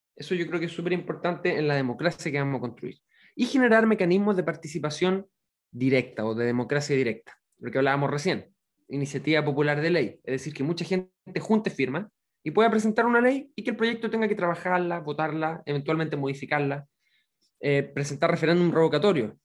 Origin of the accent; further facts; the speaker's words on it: Santiago, Santiago Metropolitan Region, Chile; moved away as an adult; also born or lived in Palena Province, Los Lagos Region; now in Palena, Chile; Nací, crecí y estudié en Santiago, y apenas terminé la universidad, me fui a trabajar como médico a las zonas más rurales y aisladas de la región de los lagos